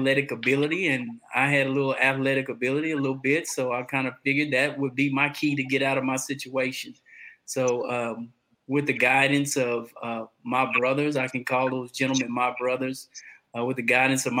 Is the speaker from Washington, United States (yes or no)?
no; Conroe, Texas, United States; also born or lived in Atascocita, Texas; I'm from Conroe, Texas. I reside right outside of Houston, Texas, in Atascocita